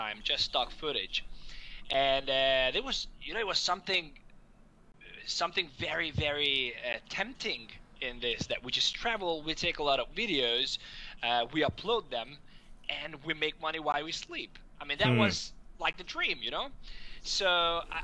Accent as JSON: {"language": "English", "country": "Hungary", "also_born_or_lived": "Denmark", "moved": "as an adult", "said": "I'm from Hungary originally, and after finishing high school, I went to university in Denmark"}